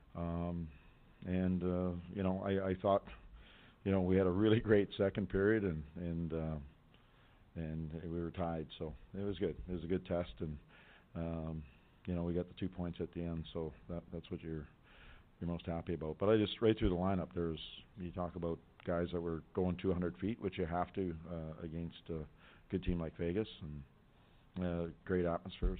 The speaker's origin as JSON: {"language": "English", "region": "Western Canada", "country": "Canada", "moved": "yes", "said": "you can tell I come from Western Canada"}